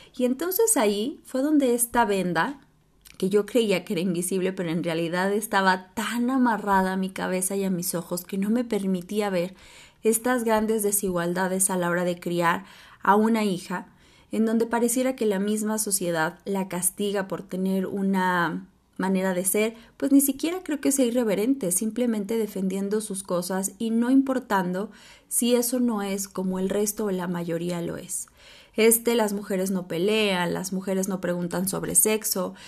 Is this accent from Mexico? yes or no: yes; Mexico; Yo soy de México